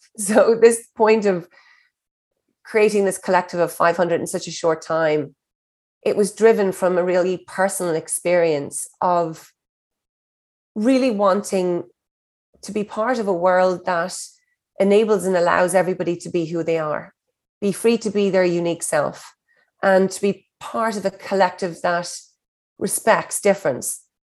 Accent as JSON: {"language": "English", "country": "Ireland", "said": "I'm an Irish hustler"}